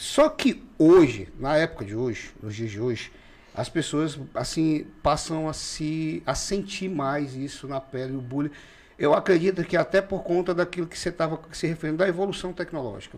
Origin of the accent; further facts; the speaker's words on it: Rio Branco, Acre, Brazil; Eu nasci em Rio Branco, mas toda a minha família, é, por parte de mãe, são dos seringais de Tarauacá